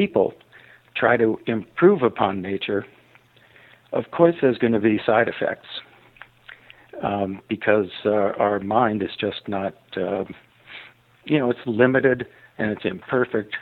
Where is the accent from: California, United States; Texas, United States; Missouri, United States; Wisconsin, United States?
California, United States; Los Angeles; moved away as an adult; now in Ashland, United States; I grew up in Los Angeles, so I was a completely city boy